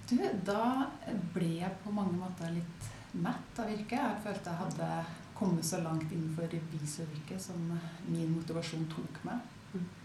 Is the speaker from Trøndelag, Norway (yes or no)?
yes; Trondheim, Trøndelag, Norway; Ellers så er jeg jo fra Trondheim, så jeg skal forsøke å snakke sakte